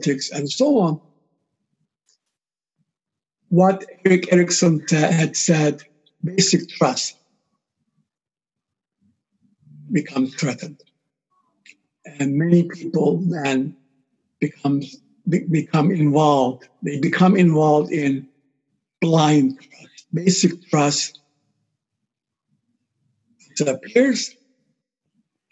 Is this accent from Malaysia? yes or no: no; Cyprus; I'm from Cyprus